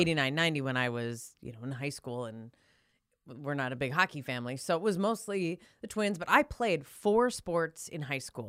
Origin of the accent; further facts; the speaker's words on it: Minot, North Dakota, United States; I grew up in Minot